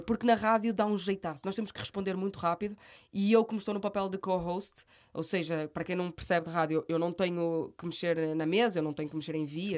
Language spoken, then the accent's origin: Portuguese; Guimarães, Norte, Portugal; accent: minhoto; moved away as an adult; now in Lisbon, Portugal; um sotaque minhoto tão uhum. uh, vincado como o meu